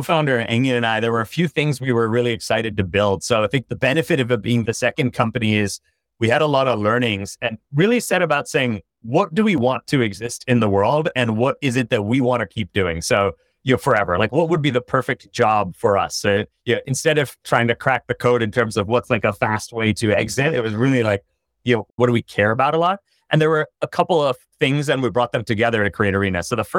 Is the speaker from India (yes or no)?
yes; India; also born or lived in China; I grew up in India and China.